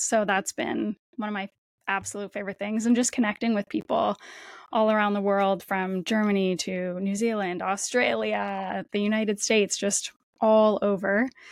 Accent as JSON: {"language": "English", "town": "Windsor", "region": "Ontario", "country": "Canada", "tie": "born or raised there", "moved": "as an adult", "lives_now": "Toronto, Canada", "said": "I grew up just across the border in Windsor, Ontario, in Canada"}